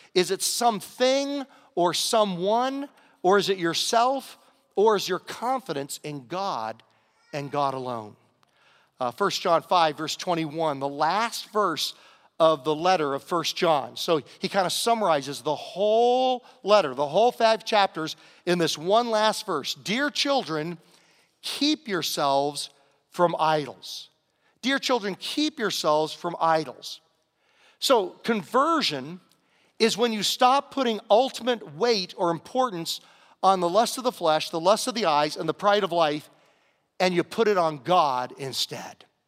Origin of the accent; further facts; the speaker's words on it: Southern Virginia, United States; moved away; growing up in Southern Virginia, we had a little saying